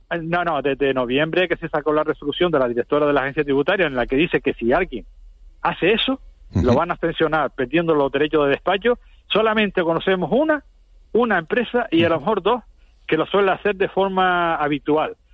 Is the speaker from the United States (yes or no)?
no; Spain; como españoles